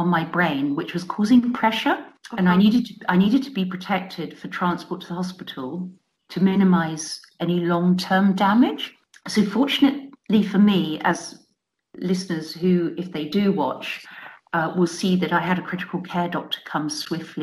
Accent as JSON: {"language": "English", "area": "New Forest, Hampshire", "region": "South East England", "country": "United Kingdom", "tie": "born or raised there", "said": "I live and I grew up in the New Forest, which is in the county of Hampshire in the south of England."}